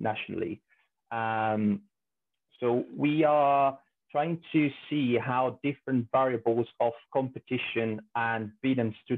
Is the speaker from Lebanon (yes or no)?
no; Spain; also born or lived in Italy; moved to Spain really young, about 5 years old. So I did all my schooling and high school or university in Spain